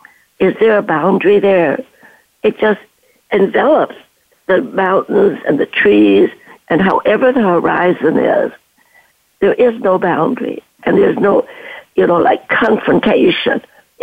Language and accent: English; China; also born or lived in Canada; now in Stanford, United States; I am a refugee from World War II, from China to Canada, and had my education, my nursing, and came down here to Stanford